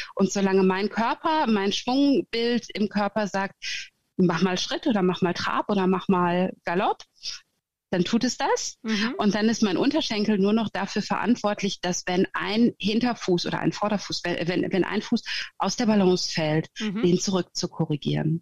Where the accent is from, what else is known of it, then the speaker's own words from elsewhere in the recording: Germany; moved away as an adult; also born or lived in Sweden / Gotland; now in Norway; Ich äh, bin geborene Deutsche, wie du hörst.